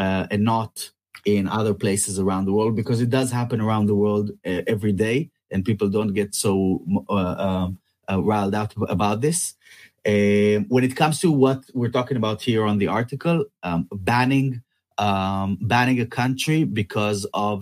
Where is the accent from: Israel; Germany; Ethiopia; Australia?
Israel; moved away; Israel, which is my hometown or my home country